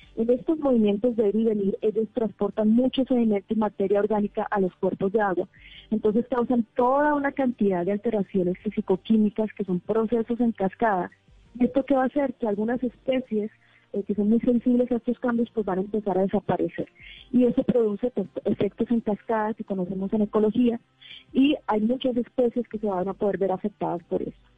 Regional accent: Colombia; somos colombianos de diferentes universidades, somos dos que estamos trabajando en México, pero todos somos eh, colombianos

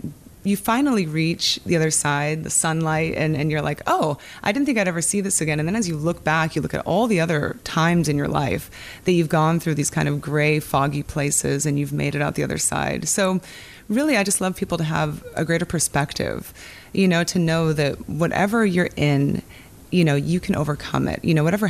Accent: Ocean Shores, Washington, United States; In Washington, in a small town, Ocean Shores, Washington.

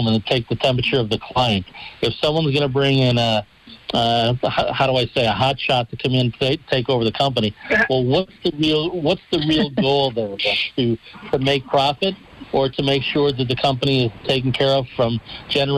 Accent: Dunmore, Pennsylvania, United States; in my hometown of Dunmore, back home

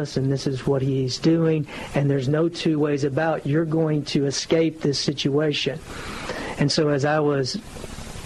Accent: Mount Vernon, Texas, United States; also born or lived in Longview, Texas; I grew up in Northeast Texas, Mount Vernon, Texas, which is about an hour north

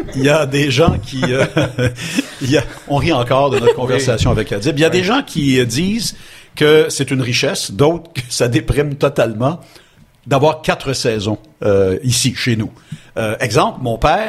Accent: Montreal, Quebec, Canada; Je suis né à Ville-Saint-Laurent et, euh, j'ai ben, passé beaucoup de temps parce que mes, mes deux familles d'origine euh, sont de Ville-Saint-Laurent

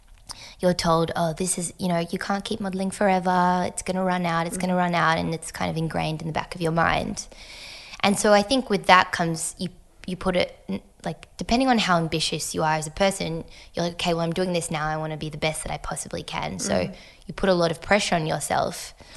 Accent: France; moved away; also born or lived in United States / Hong Kong; So mum's American and dad's French. And so I think, yeah, so I was born in the States and then spent 4 years in Hong Kong, 5 years in France.

